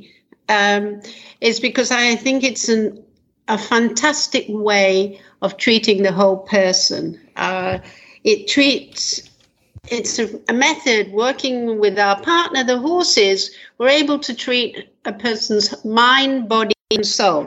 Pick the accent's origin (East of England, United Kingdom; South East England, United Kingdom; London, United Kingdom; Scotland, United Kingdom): London, United Kingdom; moved away as an adult; also born or lived in north of England; now in Israel; Prior to Israel, I'm from England. I was born in London